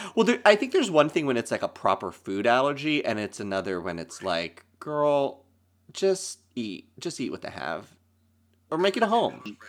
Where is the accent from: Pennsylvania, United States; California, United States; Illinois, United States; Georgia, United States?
Pennsylvania, United States; Lancaster; moved away as an adult; now in New York, United States; I'm from Lancaster, Pennsylvania, that's where I grew up and went to school